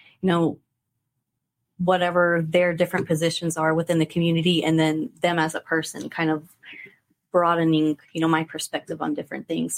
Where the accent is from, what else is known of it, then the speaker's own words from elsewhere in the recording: Buda, Texas, United States; moved away as an adult; also born or lived in Stephenville, Texas / Bastrop, Texas; now in Kerrville, United States; I grew up in Buda